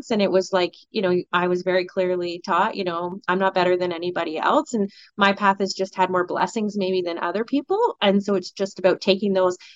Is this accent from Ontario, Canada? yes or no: yes; Colborne, Ontario, Canada; i grew up in a you know i grew up in Colborne it's no secret you know so i didn't have a lot of those experiences